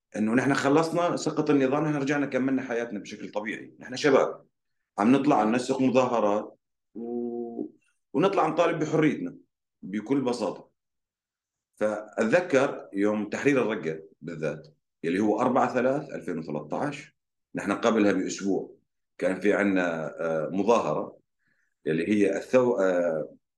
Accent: Raqqa, Raqqa Governorate, Syria; moved away as an adult; انا كابن مدينه رقه

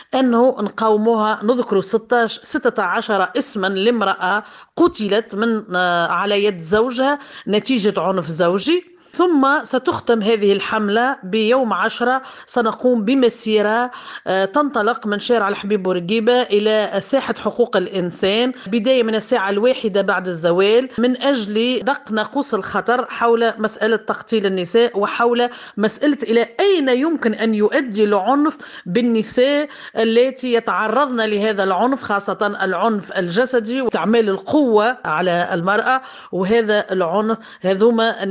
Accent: Tunisia; عندنا في تونس

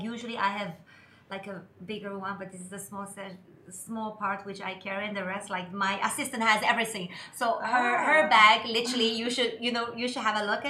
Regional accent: Shanghai, China; moved away as an adult; now in Dubai, United Arab Emirates; I'm from Shanghai, China.

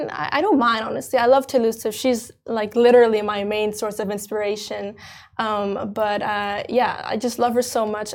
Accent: Dubai, United Arab Emirates; I'm French Indonesian, and I was born here in Dubai

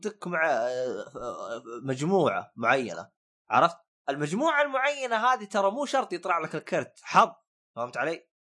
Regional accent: northern Saudi Arabia, Saudi Arabia; also born or lived in Western Region, Saudi Arabia; انا اعتبر شمالي

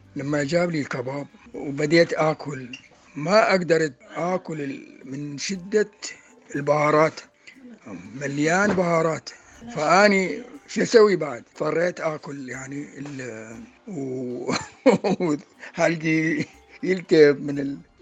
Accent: Iraq; من العراق

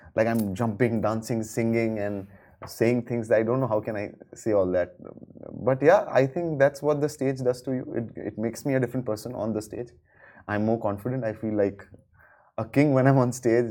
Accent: Ahmedabad, Gujarat, India; in Ahmedabad, my hometown

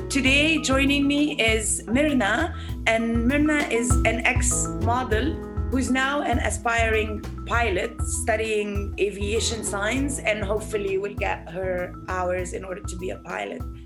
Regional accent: Egypt; born or raised there

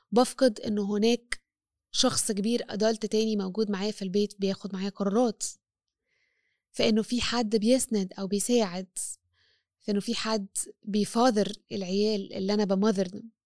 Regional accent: Egypt; أنا مرأة مصرية مسيحية

